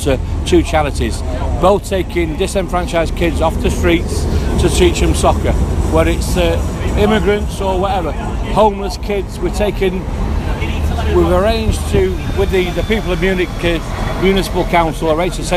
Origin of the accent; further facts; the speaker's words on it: Stretford, North West England, United Kingdom; also born or lived in Urmston; I'm from Stretford, but I moved to Urmston at an early age